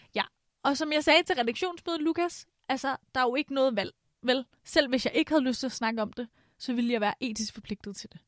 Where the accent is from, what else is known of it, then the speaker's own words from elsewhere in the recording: Vestegnen, Capital Region of Denmark, Denmark; jeg er fra Vestegnen